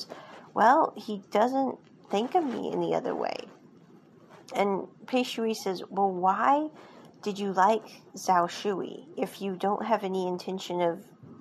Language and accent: English; United States; what we grew up with in America